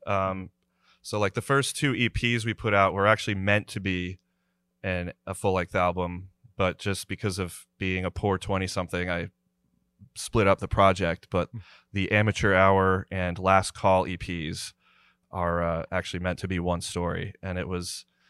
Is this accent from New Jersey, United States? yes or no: yes; New Jersey, United States; moved away; I'm originally from New Jersey.